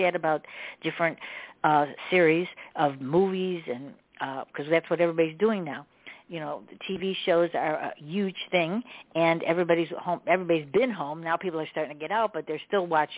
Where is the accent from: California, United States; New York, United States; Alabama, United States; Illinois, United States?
Illinois, United States; Chicago; I'm from Chicago